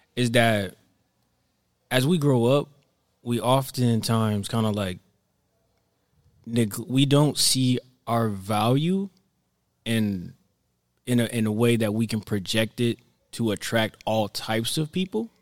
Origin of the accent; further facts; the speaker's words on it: Florida, United States; also born or lived in New York; me growing up in Florida